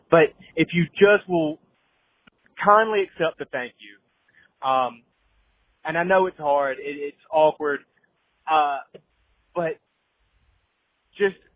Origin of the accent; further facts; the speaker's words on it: the South, United States; a veteran. I spent eight years active duty Air Force, and I get it a lot. I'm also from the South